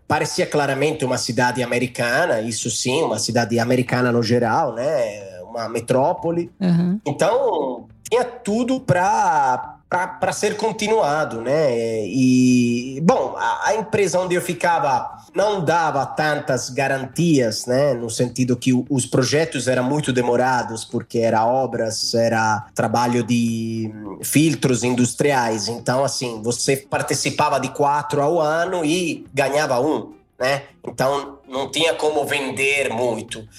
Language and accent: Portuguese; a village near Florence, Tuscany, Italy; Portuguese is a second language; moved away as an adult; also born or lived in São Paulo, Brazil; Eu sou de um vilarejo aqui perto de Florença, um vilarejo do, da, da Idade Média